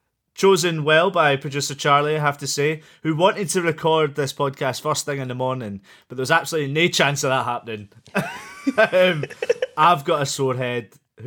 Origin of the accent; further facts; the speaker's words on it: Scotland, United Kingdom; it's great being Scottish.